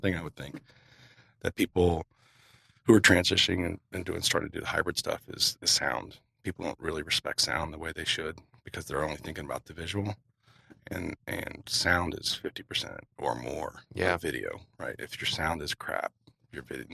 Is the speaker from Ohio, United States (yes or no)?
yes; Cincinnati, Ohio, United States; moved away; also born or lived in Las Vegas, Nevada; I grew up in Cincinnati, Ohio, so I grew up in a river valley with humidity and green all around me